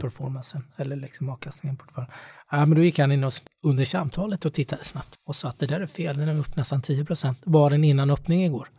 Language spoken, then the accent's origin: Swedish; Småland, Sweden; jag är smålänning